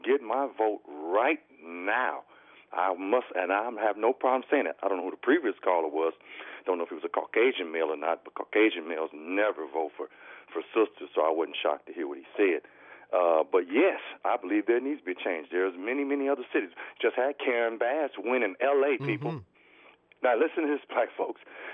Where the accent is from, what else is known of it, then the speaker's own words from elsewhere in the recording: Gary, Indiana, United States; now in Indianapolis, United States; the former mayor of my hometown who taught me, Mayor Richard Gordon Hatcher